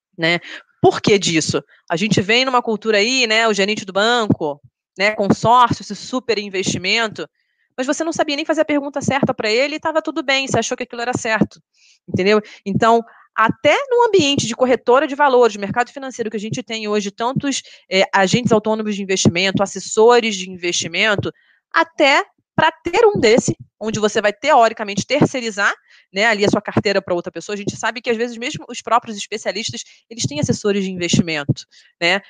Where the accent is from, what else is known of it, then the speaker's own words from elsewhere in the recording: Rio de Janeiro, Brazil; moved away as an adult; now in São Paulo, Brazil; A gente fala que a gente é carioca